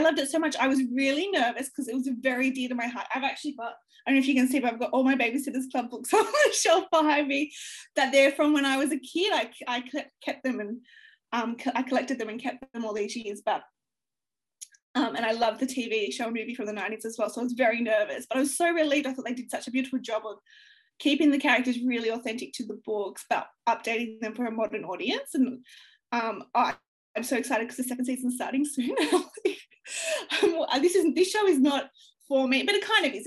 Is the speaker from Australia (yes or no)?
yes; Australia; growing up in Australia